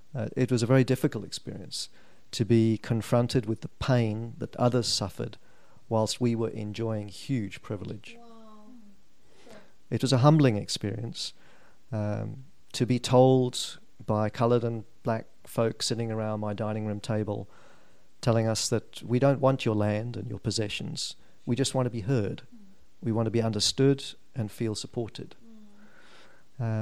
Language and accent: English; Norwich, East of England, United Kingdom; moved away as an adult; now in South Africa; I was born in a place called Norwich in 1961.